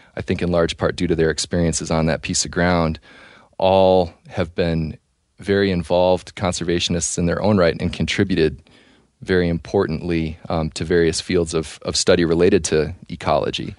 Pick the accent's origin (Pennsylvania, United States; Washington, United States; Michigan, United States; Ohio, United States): Michigan, United States; Northwest Lower Peninsula; moved away as an adult; now in New Mexico, United States; growing up in Northwest Lower Peninsula, Michigan